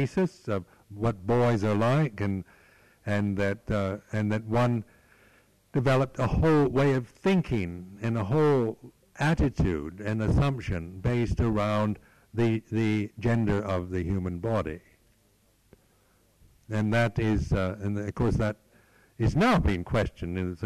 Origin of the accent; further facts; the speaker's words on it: United States; now in England, United Kingdom; I was born in America, that I'm an American